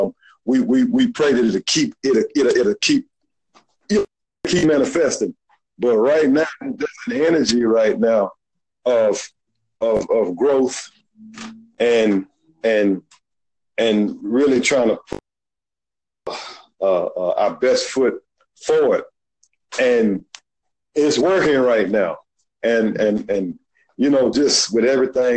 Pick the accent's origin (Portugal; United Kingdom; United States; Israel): United States; Birmingham, Alabama; accent: Southern; I'm a black guy from Birmingham